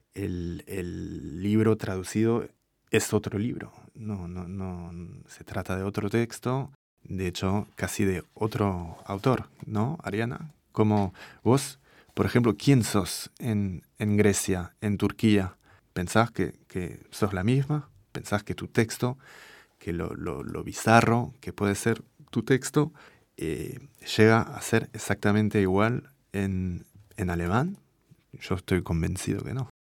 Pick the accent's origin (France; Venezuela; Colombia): France; first language French; Spanish is a second language; moved away as an adult; also born or lived in Buenos Aires / Paris